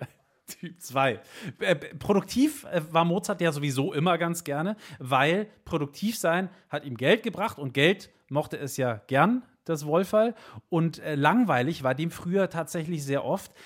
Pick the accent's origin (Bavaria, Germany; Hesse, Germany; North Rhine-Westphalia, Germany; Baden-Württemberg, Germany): Bavaria, Germany; bei uns in Bayern